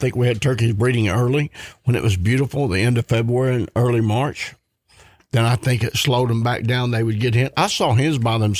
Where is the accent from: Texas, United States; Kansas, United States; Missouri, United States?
Missouri, United States; born or raised there